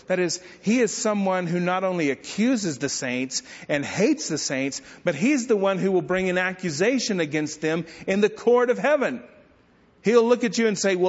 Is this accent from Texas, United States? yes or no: yes; Bledsoe, Texas, United States; my hometown of Bledsoe, Texas